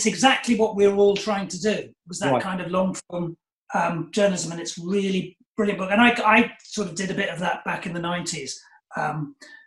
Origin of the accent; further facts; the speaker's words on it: England, United Kingdom; accent: middle-class English; now in Brighton, United Kingdom; you can tell by my accent, I'm a nice middle-class sort of English boy